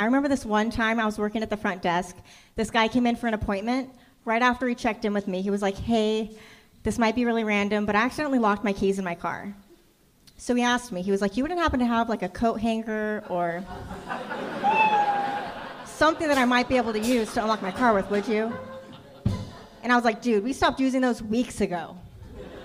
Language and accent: English; Ventura, California, United States; I'm a local from Ventura.